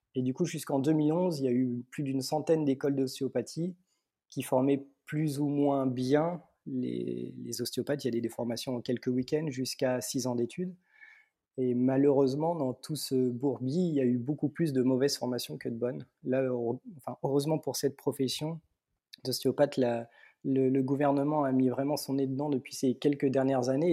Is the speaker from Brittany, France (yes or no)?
no; Mâcon, Bourgogne-Franche-Comté, France; je viens de Mâcon, en Bourgogne, au sud de la Bourgogne